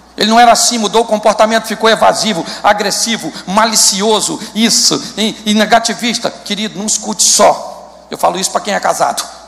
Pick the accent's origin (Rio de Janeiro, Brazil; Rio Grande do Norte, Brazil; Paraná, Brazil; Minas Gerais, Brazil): Rio de Janeiro, Brazil; Eu sou carioca, mas sou convertido.